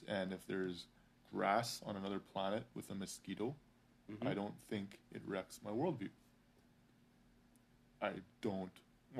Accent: Canada; I'm Canadian

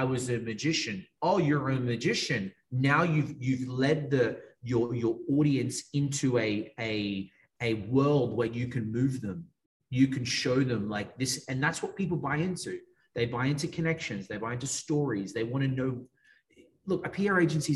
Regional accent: Australia; accent: Australian; moved away as an adult; now in Miami, United States; I'm from Australia. It's an Australian accent.

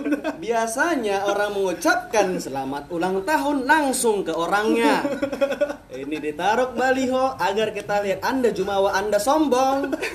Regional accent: Batam, Riau Islands, Indonesia; Batam sih rumah kita

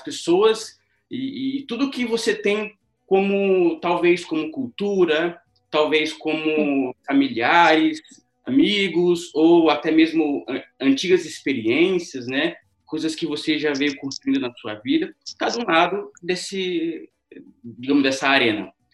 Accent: São José dos Campos, São Paulo, Brazil; sou natural aqui de São José dos Campos

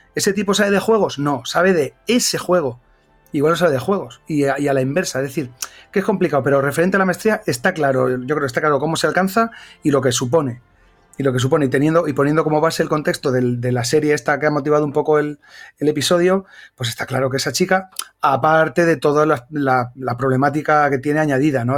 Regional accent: Bilbao, Basque Country, Spain; also born or lived in Extremadura; soy de Bilbao

